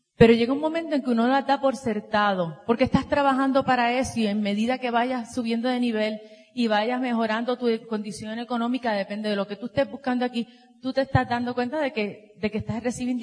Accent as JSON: {"language": "Spanish", "country": "Puerto Rico", "said": "venimos de Puerto Rico"}